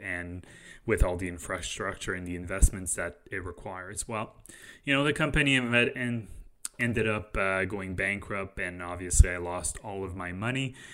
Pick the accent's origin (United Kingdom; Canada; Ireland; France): Canada; we're Canadian